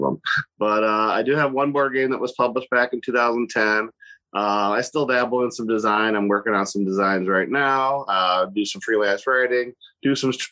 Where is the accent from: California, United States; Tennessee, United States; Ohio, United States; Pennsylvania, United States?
Ohio, United States; Monroeville; It's called Monroeville.